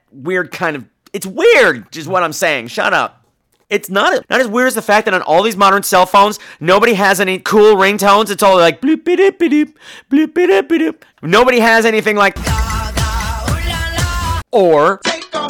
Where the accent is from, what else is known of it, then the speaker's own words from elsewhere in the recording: Long Island, New York, United States; I grew up on Long Island.